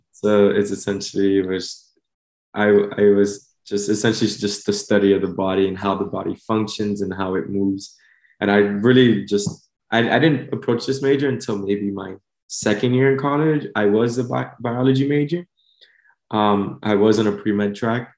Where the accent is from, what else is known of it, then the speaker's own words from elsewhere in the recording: Miami, Florida, United States; also born or lived in Honduras (ancestry); I was born and raised here in Miami